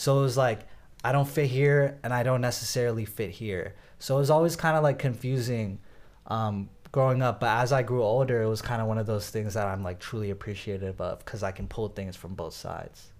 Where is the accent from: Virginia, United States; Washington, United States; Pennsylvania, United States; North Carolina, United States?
Virginia, United States; Northern; I was born in Northern Virginia